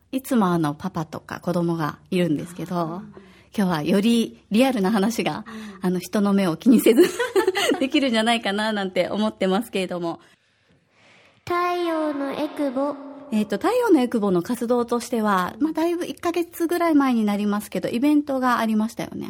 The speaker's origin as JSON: {"language": "Japanese", "region": "Osaka", "country": "Japan", "tie": "born or raised there", "moved": "yes", "lives_now": "Okinawa, Japan", "said": "私は大阪出身で"}